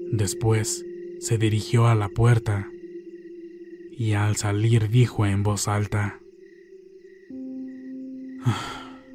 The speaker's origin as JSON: {"language": "Spanish", "town": "Santiago Jamiltepec", "region": "Oaxaca", "country": "Mexico", "tie": "born or raised there", "said": "Yo soy originaria de Santiago, Jamiltepec, Oaxaca."}